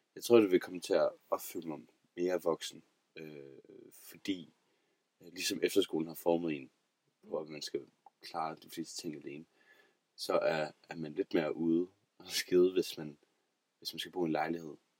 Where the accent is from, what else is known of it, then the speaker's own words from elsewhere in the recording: Aarhus, Central Denmark Region, Denmark; jeg er fra Aarhus af.